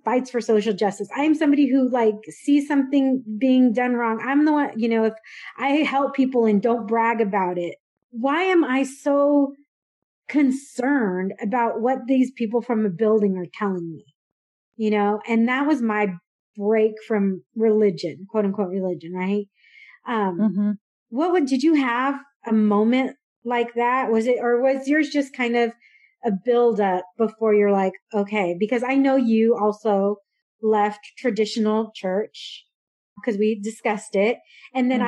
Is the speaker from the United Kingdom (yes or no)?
no; San Diego, California, United States; moved away as an adult; also born or lived in Dallas, Texas; I grew up in San Diego where we did use Chicano, Chicana